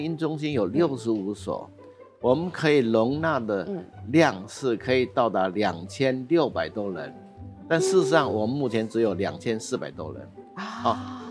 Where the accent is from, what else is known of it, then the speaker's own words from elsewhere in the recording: Emei, Hsinchu County, Taiwan; 我的家乡是新竹县峨眉乡